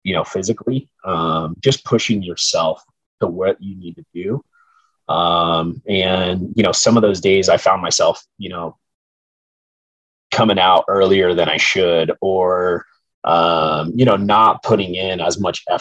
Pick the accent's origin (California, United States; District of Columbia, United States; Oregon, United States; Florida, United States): California, United States; Southern; the opportunities, you know, for hunting were extremely limited growing up in Southern California